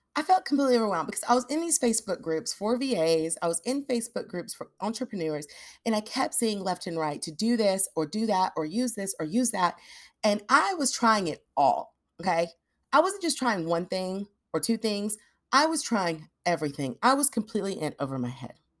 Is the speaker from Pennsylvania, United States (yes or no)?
no; Nashville, Tennessee, United States; moved away; I grew up in Nashville